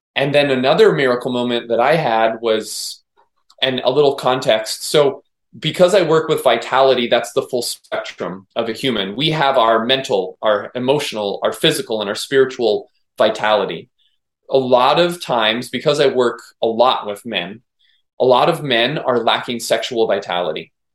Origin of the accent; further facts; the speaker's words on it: Maui, Hawaii, United States; I'm born and raised on Maui, so I've grown up with nature